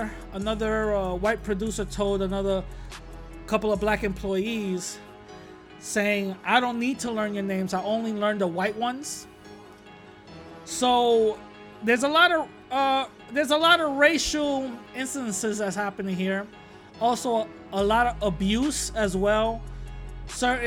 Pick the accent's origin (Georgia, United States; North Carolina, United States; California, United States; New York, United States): New York, United States; when I was growing up in New York